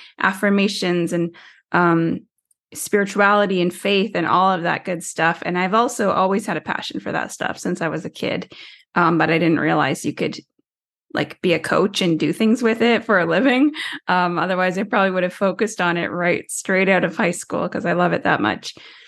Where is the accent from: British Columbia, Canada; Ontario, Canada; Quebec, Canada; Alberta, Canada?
Ontario, Canada; Tyendinaga Mohawk Territory; I'm First Nations from Tyendinega Mohawk Territory, which is a small reservation in southern Ontario, Canada, or Turtle Island, as we like to call it.